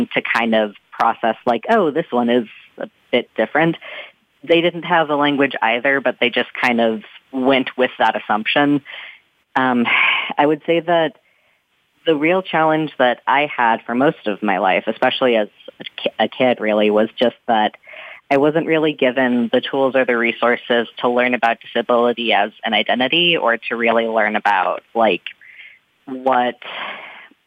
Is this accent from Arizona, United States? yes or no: no; North Texas, United States; moved away as an adult; now in Washington, D.C., United States; I'm originally from North Texas